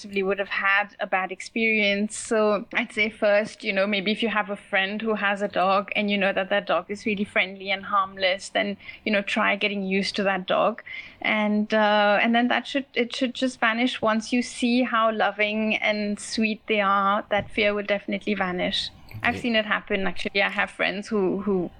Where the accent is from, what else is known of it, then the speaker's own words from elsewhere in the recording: Mauritius; now in India; I'm from Mauritius